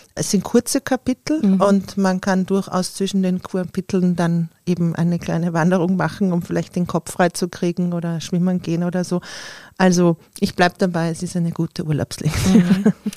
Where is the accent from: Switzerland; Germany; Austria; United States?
Austria; für mich als Österreicherin